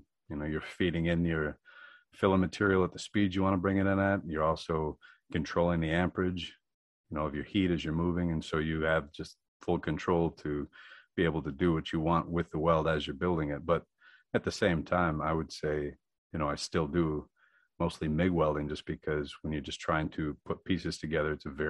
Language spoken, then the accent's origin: English; Drummond Island, Michigan, United States; Well, originally I was from Drummond Island. My parents had 80 acres out there, and I just built a sugar shack